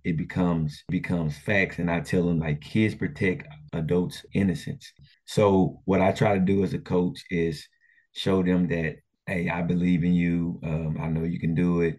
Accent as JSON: {"language": "English", "town": "Port Arthur", "region": "Texas", "country": "United States", "tie": "born or raised there", "said": "growing up in Port Arthur, we had three high schools"}